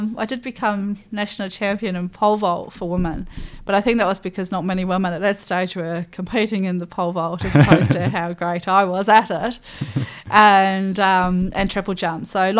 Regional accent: Scotland, United Kingdom; also born or lived in England; that upbringing with mum and dad very much instilling that I was from Scotland but born in England rang true all the way to me choosing Scotland as my nation to compete for.

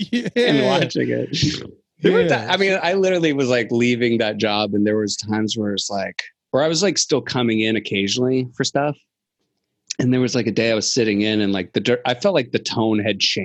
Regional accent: Virginia, United States; I'm from Virginia

